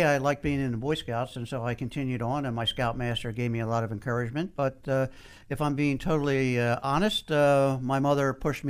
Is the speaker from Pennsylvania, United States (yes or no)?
yes; Philadelphia, Pennsylvania, United States; now in Washington, United States; Originally from Philadelphia and been in D.C. for 35 years.